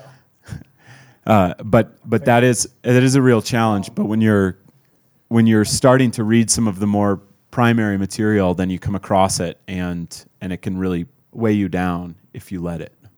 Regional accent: Midwest, United States; I was born in the Midwest to, uh, to a white Scandinavian

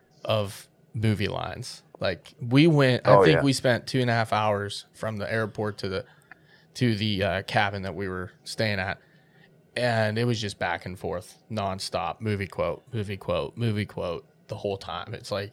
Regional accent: Pennsylvania, United States

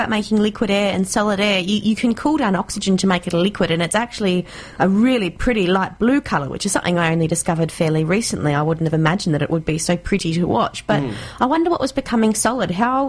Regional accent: Townsville, Queensland, Australia; now in Canberra, Australia; I'm from Townsville

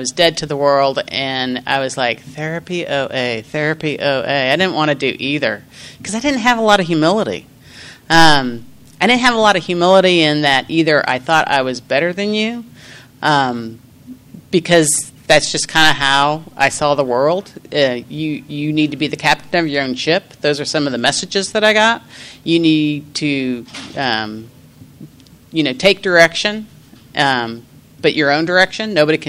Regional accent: Kansas, United States; And I'm from Kansas. I'm out here. I'm on vacation in the hottest place on earth.

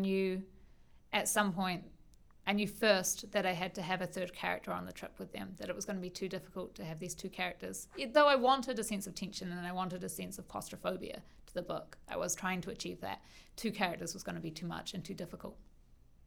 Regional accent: Auckland, New Zealand; growing up in Auckland

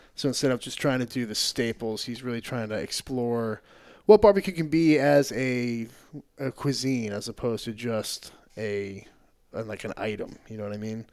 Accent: New Hampshire, United States; moved away as an adult; also born or lived in Maine; now in Austin, United States; I grew up in New Hampshire and, uh, went to college in Maine

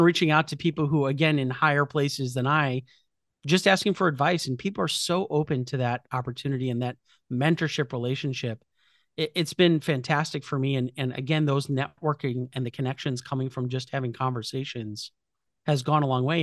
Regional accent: Chicago, Illinois, United States; I'm from Chicago, so I went to Rush Medical College

